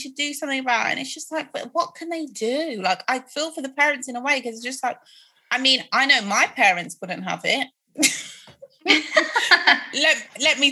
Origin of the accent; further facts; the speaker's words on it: Midlands, United Kingdom; also born or lived in Croydon, London; I'm from the Midlands